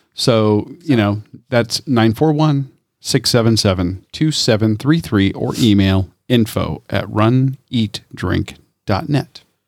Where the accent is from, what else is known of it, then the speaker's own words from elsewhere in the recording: Tampa, Florida, United States; I'm from Tampa, number one, born and raised.